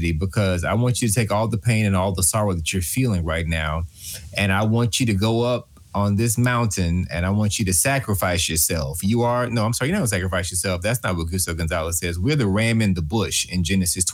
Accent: Texas, United States; I'm from Show Me Texas

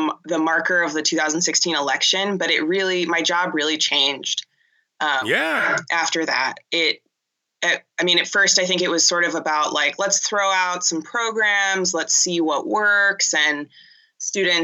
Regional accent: Pasadena, California, United States; also born or lived in Boston; I grew up in Pasadena and went to a Catholic school in Pasadena

